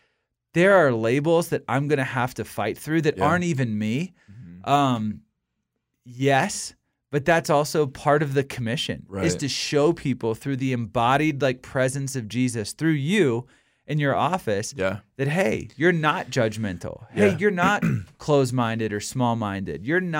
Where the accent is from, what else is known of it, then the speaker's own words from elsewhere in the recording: Virginia, United States; Like as a Christian, I grew up in Virginia, which is a relatively conservative state. And when I go back home, I'm probably considered the most liberal person like my family's ever been around in the world.